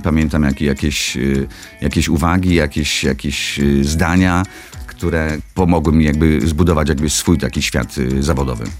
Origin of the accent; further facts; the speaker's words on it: Nisko, Subcarpathian Voivodeship, Poland; moved away; Szkoła średnia, tak, jakby z mojego rodzinnego miasta, z Niskiej Woli